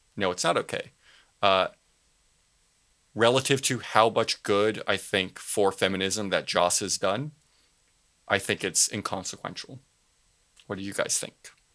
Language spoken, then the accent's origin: English; Southern California, United States; I'm from Southern California, and in, in Southern California, we call freeway